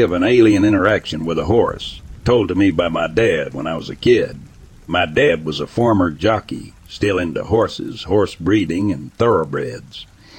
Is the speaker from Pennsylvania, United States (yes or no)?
yes; Clearfield, Pennsylvania, United States; I'm from Clearfield, Pennsylvania. My friend and I used to go to a local train bridge down from the VFW and hang out at night.